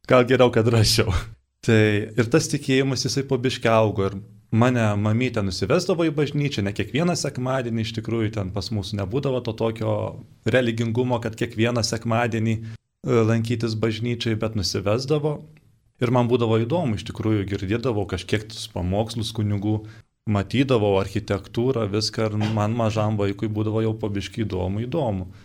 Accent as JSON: {"language": "Lithuanian", "town": "Upyna", "region": "Tauragė County", "country": "Lithuania", "tie": "born or raised there", "said": "Esu kilęs iš Šilalės rajono, čia toks Šilalė miestas Žemaitijoje, iš kaimiškos vietovės pavadinimu Upyna. Baigiau tenais ir mokyklėlę."}